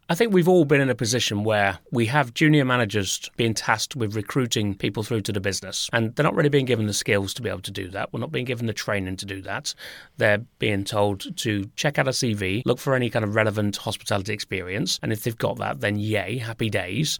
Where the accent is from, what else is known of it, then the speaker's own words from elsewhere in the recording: Nottingham, East Midlands, United Kingdom; the site in Nottingham, which was my kind of, pretty much, I guess you would call it my hometown